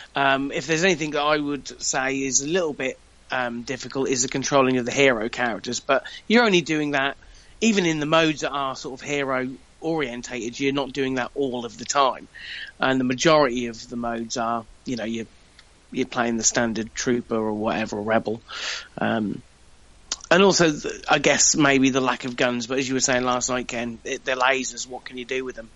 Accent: United Kingdom; I'm British

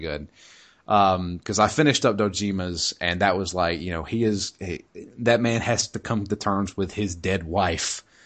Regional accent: United States; as an American

